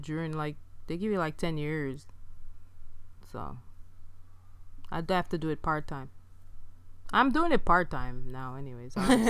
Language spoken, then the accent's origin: English; Jamaica; moved away; I'm Jamaican like Kid Fury, but that's just where it ends.